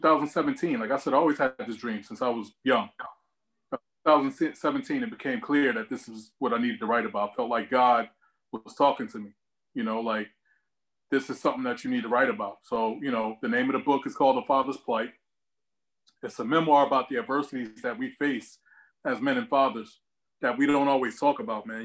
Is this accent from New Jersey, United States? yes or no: yes; Newark, New Jersey, United States; also born or lived in East Orange, New Jersey; Born and raised, I'm from Newark, New Jersey. Grew up between Newark and East Orange